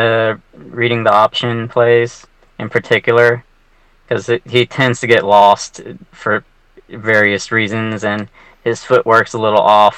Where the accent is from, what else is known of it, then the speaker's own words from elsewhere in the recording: Georgia, United States; I was born and raised in Georgia.